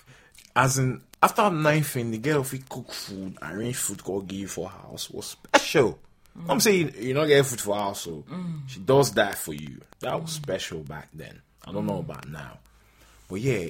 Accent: Sapele, Delta, Nigeria; moved away; I was from Sapele

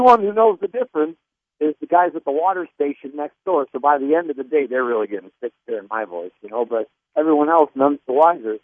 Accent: Niagara Falls, New York, United States; we grew up in Niagara Falls, New York

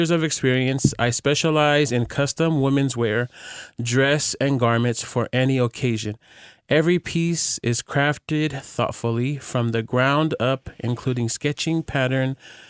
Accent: Hawaii, United States; The youngest of 8 children, I became auntie to many. Growing up in Hawaii, I developed a strong relationship with God and also discovered my passion for fashion.

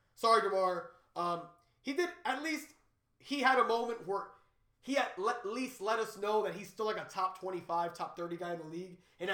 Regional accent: New Jersey, United States; also born or lived in Miami; I'm from Jersey.

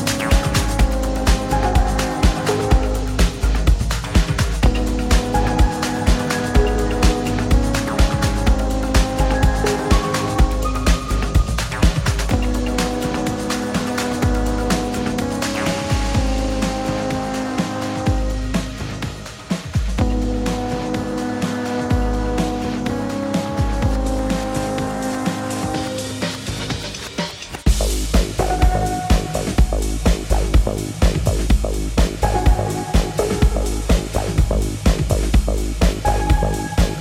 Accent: Vermont, United States; also born or lived in Boston; now in Los Angeles, United States; I grew up in Vermont.

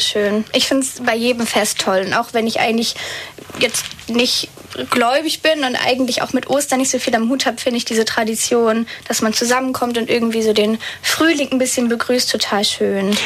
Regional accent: Northern Germany, Germany; ich komme eigentlich aus dem Norden

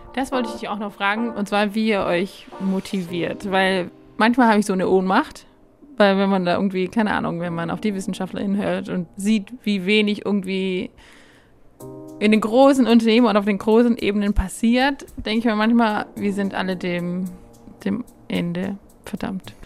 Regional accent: Germany; now in Austria; Ich komme aus Deutschland

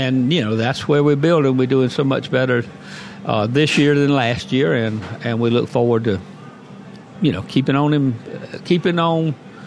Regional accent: Charleston, South Carolina, United States; now in Florida, United States; I was raised in Charleston, South Carolina.

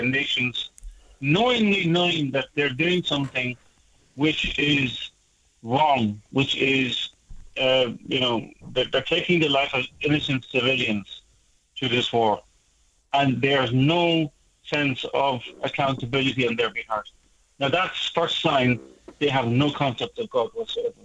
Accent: Ireland; I'm Irish

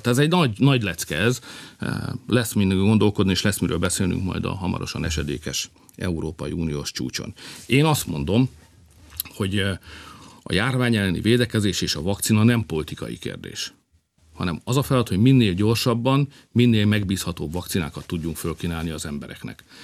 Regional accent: Hungary; mi magyarok vagyunk, meg keresztények

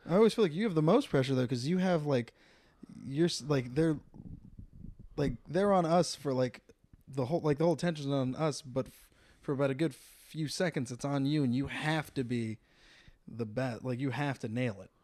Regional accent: San Jose, California, United States; moved away as an adult; also born or lived in Temecula, California; now in Los Angeles, United States; was born and raised in, uh, San Jose, California.

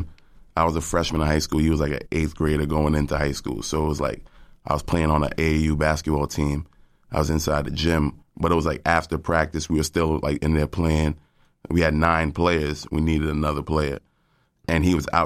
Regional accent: Cambridge, Massachusetts, United States; I'm from Cambridge. I'm from the Port neighborhood of Cambridge.

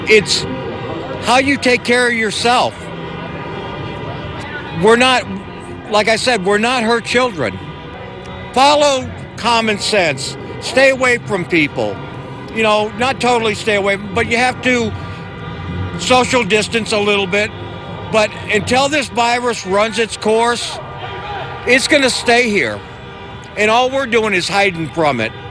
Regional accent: Jackson, Michigan, United States; I'm from Jackson, Michigan.

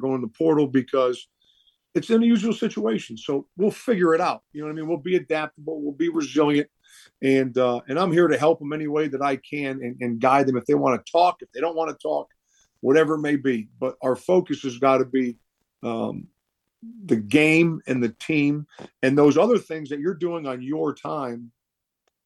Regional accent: Rhode Island, United States; moved away; the state of Rhode Island where I grew up

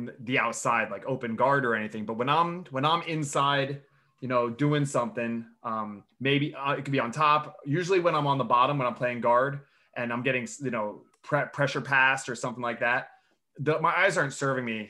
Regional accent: Pennsylvania, United States; I grew up in Pennsylvania

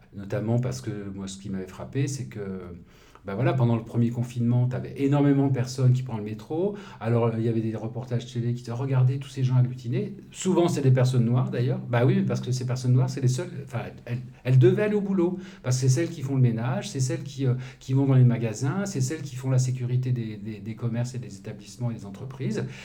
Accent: Lyon, Auvergne-Rhône-Alpes, France; mon enfance, c'était à Lyon

